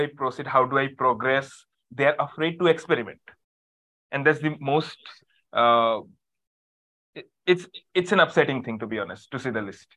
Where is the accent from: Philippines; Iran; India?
India; I'm a coach from India